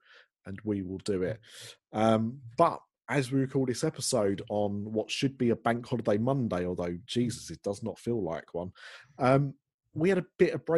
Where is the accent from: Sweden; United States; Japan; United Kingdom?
United Kingdom; we're British